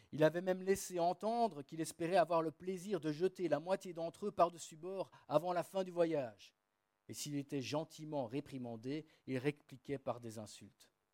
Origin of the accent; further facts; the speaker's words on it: Namur, Wallonia, Belgium; moved away; also born or lived in England; ma ville natale, la ville de Namur